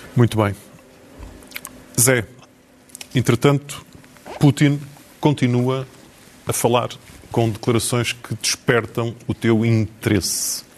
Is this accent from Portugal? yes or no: yes; the North, Norte, Portugal; nós os dois que somos do Norte